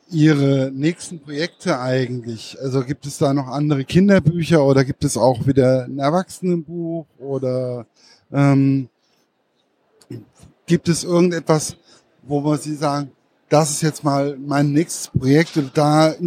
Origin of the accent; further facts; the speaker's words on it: Giessen, Hesse, Germany; ich komme aus Gießen, dann kennt man den Frankfurter Zoo sowieso.